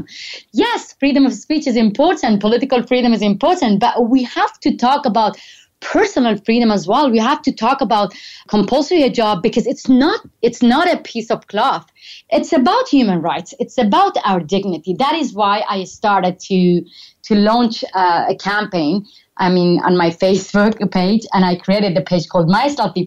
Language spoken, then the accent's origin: English; Iran; moved away as an adult; toward my hometown